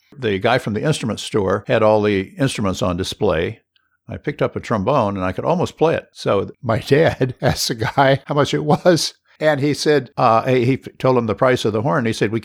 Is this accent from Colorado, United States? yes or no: no; Honolulu, Hawaii, United States; born there; I was born in 1947 in Honolulu at Kapi'olani Hospital, same hospital that Obama was born in.